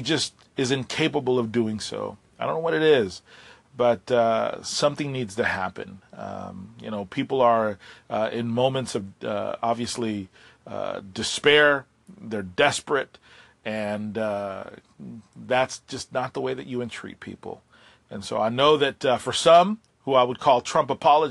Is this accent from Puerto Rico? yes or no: yes; Puerto Rico; I have been busy helping my island recover. I'm from Puerto Rico